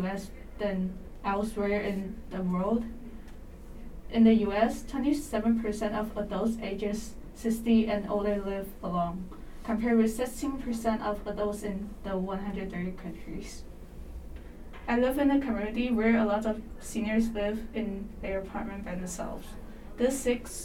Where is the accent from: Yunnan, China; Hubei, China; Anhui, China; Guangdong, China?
Guangdong, China; Kaiping; moved away; my home country, which is Kaiping, a smaller city in China